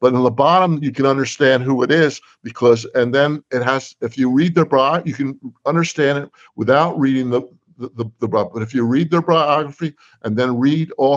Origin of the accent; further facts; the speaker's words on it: New Jersey, United States; I'm from New Jersey